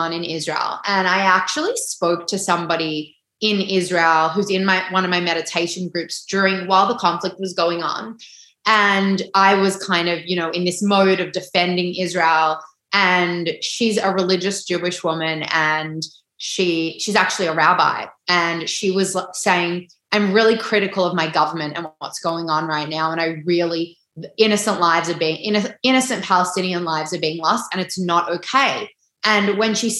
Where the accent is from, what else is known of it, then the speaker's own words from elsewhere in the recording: Australia; We are Australian. We are living on this land